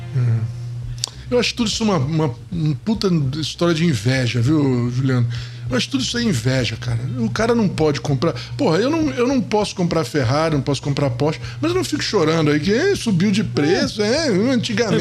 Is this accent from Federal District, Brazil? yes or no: no; Niterói, Rio de Janeiro, Brazil; moved away as an adult; now in São Paulo, Brazil; eu eu não sou carioca, mas, mas fui criado no, em Niterói.